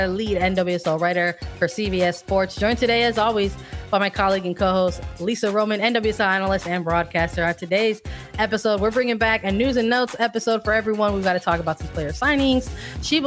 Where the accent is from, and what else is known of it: United States